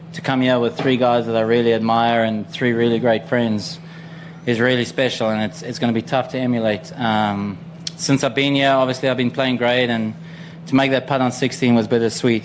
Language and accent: English; South Africa; being South African, we grew up in team sport.